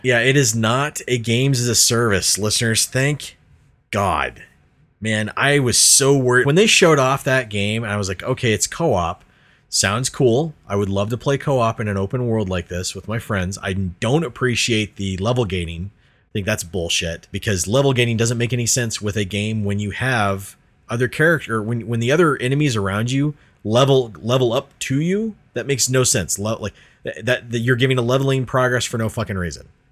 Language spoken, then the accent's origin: English; Colorado, United States; we are from Colorado